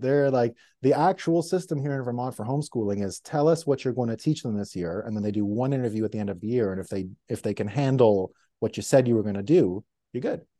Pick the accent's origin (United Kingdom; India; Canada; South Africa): Canada; Montreal, Quebec; my city where I grew up, Montreal